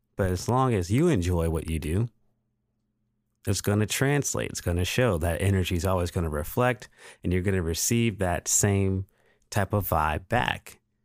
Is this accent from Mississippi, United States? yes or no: yes; Pascagoula, Mississippi, United States; moved away as an adult; also born or lived in Phoenix; I went to elementary school here in Pascagoula, Mississippi. I went to Jackson Elementary.